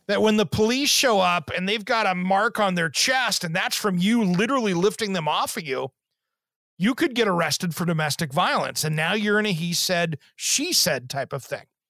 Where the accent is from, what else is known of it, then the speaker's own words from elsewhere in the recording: Kennewick, Washington, United States; moved away; where I grew up in Eastern Washington, the Tri Cities, you know, Kennewick School District